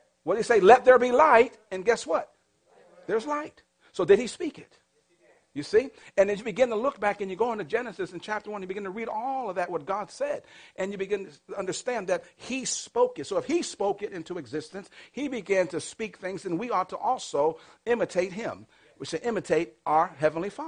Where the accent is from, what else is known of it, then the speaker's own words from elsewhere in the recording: Massachusetts, United States; I grew up in the projects. You know, in the projects where I grew up, it wasn't like, okay, there's a whole other set of projects behind me. That where I grew up, that was it. And the only thing that was behind me was just what they call a canal. See, I'm from Massachusetts